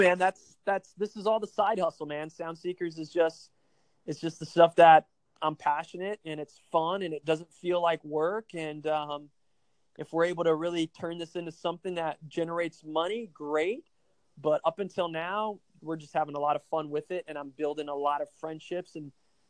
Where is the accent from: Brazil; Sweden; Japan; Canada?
Brazil; now in United States; Well, I am not 100% American. I was born and raised in South America in Brazil, and my parents were missionaries there.